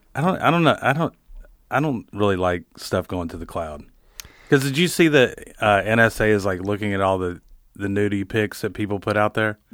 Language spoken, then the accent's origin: English; northern Wisconsin, United States; moved away; it's good to kinda be back home